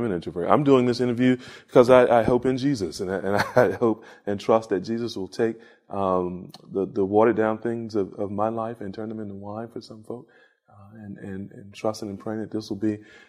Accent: Lexington, North Carolina, United States; moved away; From Lexington, North Carolina.

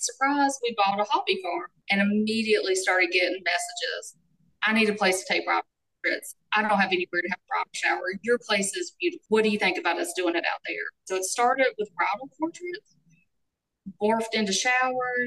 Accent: Lee County, North Carolina, United States; I grew up here in Lee County, and my husband is from our neighboring county, Chatham. And so we are still, we're right here in our hometown

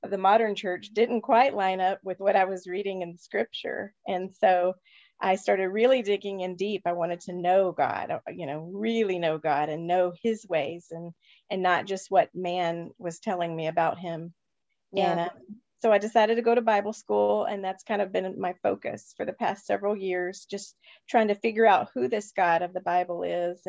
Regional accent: Texas, United States; I grew up there in Texas

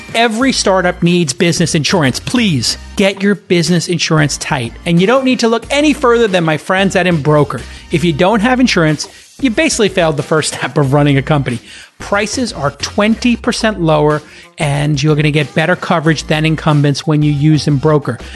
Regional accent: New York City, New York, United States; I came from Brooklyn. My dad's a bartender. My mom's a nurse.

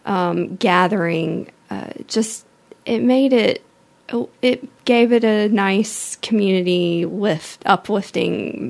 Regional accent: Mobile, Alabama, United States; also born or lived in Tallahassee, Florida; I'm from Mobile, born and raised.

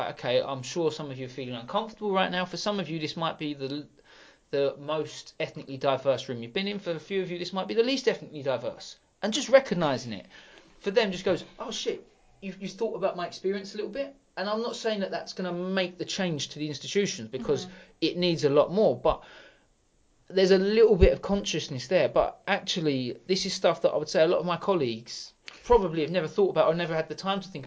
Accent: Sidcup, London, United Kingdom; also born or lived in Eltham; I grew up Sidcup, went to school in Eltham

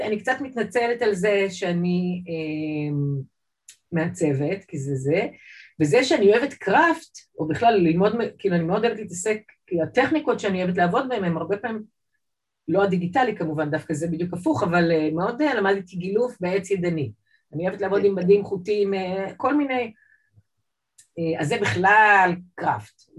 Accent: Jerusalem, Jerusalem District, Israel; moved away as an adult; also born or lived in Saint Petersburg, Russia / Toronto, Canada; now in Tel Aviv, Israel; נולדתי בסנט... אז זה היה לנינגרד, סנט פטרסבורג, עליתי לארץ ב-78' עם אימא ואבא. אה, גדלתי בעצם בירושלים

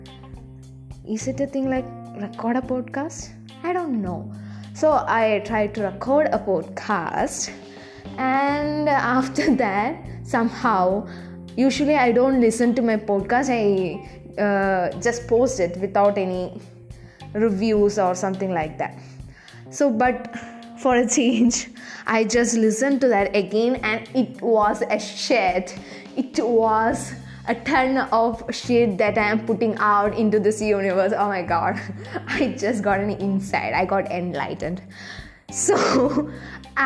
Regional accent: South India, India; accent: Indian; And I'm from South India.

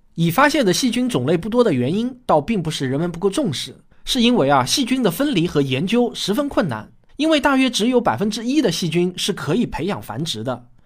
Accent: Shaoxing, Zhejiang, China; 我在我的故乡浙江绍兴

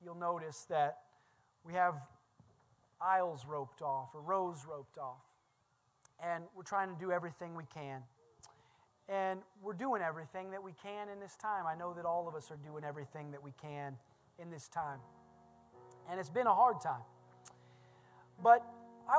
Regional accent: Indiana, United States; I'm from Indiana, and there's always farming

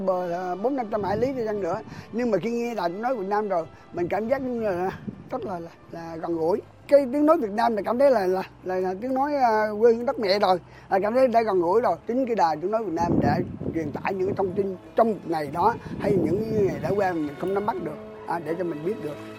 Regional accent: Vietnam; mình, mình là người Việt Nam

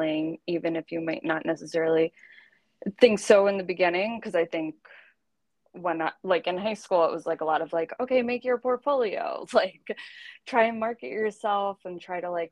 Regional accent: New Jersey, United States; I am originally from New Jersey, so not too far from the city.

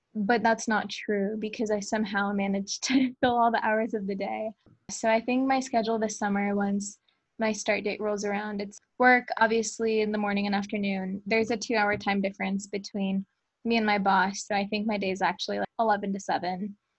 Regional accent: Colleyville, Texas, United States; also born or lived in Grapevine, Texas; I am from Colleyville, Texas

